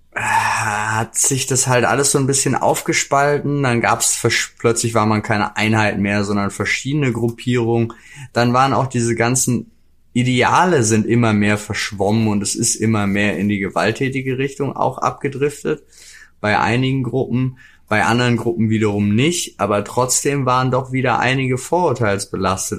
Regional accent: North Rhine-Westphalia, Germany; also born or lived in Jena; now in Berlin, Germany; ich ja meine Kindheit auch irgendwie in NRW verbracht

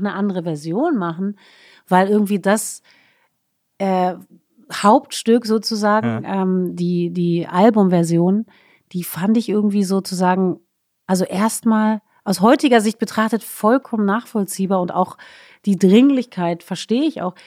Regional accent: Berlin, Germany; first language German; also born or lived in Stuttgart; wir Berliner sind extrem offensiv, offenherzig

